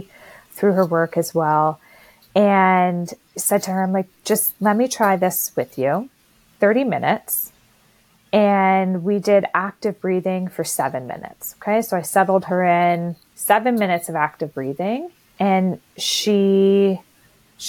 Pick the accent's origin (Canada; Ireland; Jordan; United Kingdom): Canada; I'm Canadian. You probably all could tell by my accent